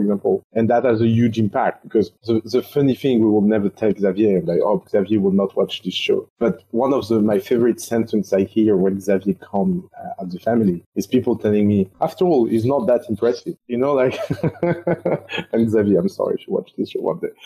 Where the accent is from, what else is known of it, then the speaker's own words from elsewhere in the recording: France; moved away as an adult; growing up in France